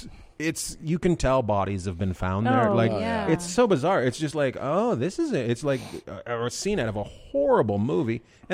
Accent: Canada; growing up in Canada playing hockey.

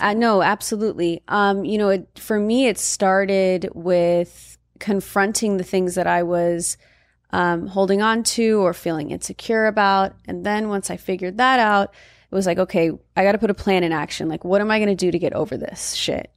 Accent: Valencia, California, United States; moved away as an adult; I grew up in Valencia, and Valencia is primarily Caucasian

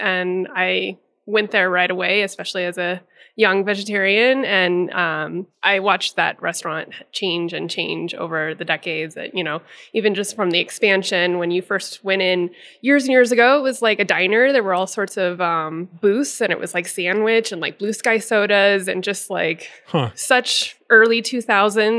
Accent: Denver, Colorado, United States; I am born and raised in Denver

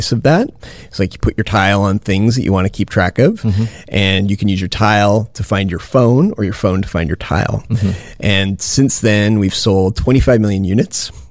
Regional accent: Winnipeg, Manitoba, Canada; now in Silicon Valley, United States; I'm originally from Winnipeg

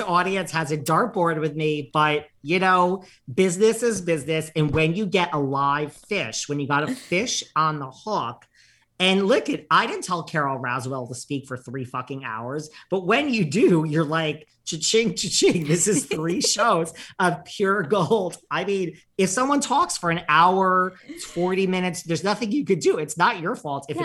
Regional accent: New York, United States; As a New Yorker

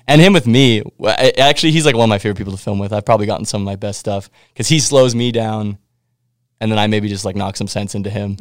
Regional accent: Winnipeg, Manitoba, Canada; I'm from Winnipeg

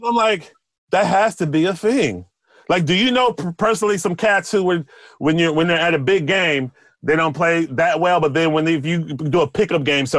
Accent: Houston, Texas, United States; now in New York, United States; Because where I was coming from, I came from Houston. You know, I was like the best. I was one of the top in Houston.

